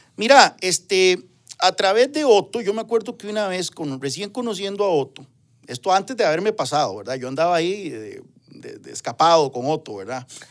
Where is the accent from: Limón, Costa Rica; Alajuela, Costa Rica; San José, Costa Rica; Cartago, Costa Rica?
Alajuela, Costa Rica; Ciudad Quesada; Nací, crecí, nací, crecí ahí, fui a la escuela Juan Chávez Rojas, después al Liceo San Carlos, soy orgullosamente sancarleño